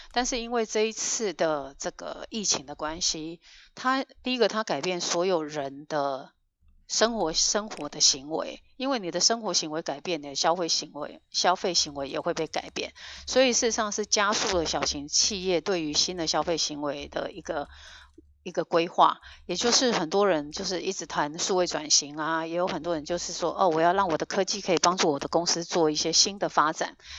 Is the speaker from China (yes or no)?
no; Taiwan; now in Northern California, United States; 我们台湾人真的是在各个角落